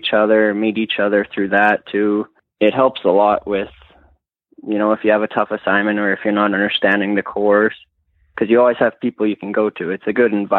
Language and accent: English; Lethbridge, Alberta, Canada; moved away as an adult; now in Olds, Canada; I'm originally from Lethbridge